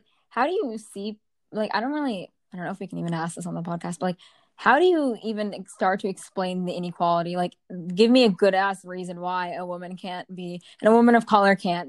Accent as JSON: {"language": "English", "town": "Bridgewater", "region": "New Jersey", "country": "United States", "tie": "born or raised there", "said": "I'm from Jersey, yes, but I grew up in, a really just not suburban part of Jersey."}